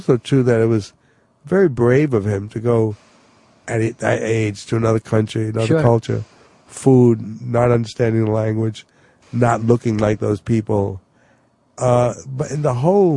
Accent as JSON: {"language": "English", "town": "New York City", "region": "New York", "country": "United States", "said": "exactly where I come from."}